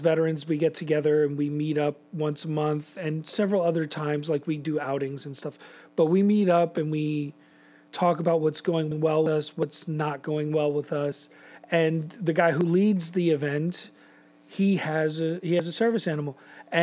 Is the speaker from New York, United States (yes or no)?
yes; New York City, New York, United States; my time growing up in New York City